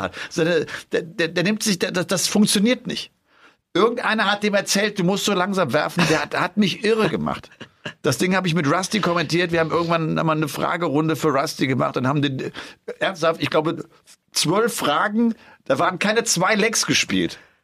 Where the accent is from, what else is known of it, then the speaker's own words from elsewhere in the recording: Bergisch Gladbach, North Rhine-Westphalia, Germany; in meiner Heimatstadt Bergisch Gladbach